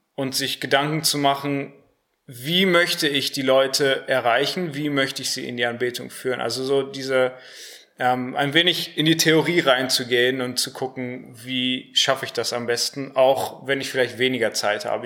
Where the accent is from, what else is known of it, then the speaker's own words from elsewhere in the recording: Harsewinkel, North Rhine-Westphalia, Germany; moved away as an adult; now in Cologne, Germany; komme auch aus Hasewinkel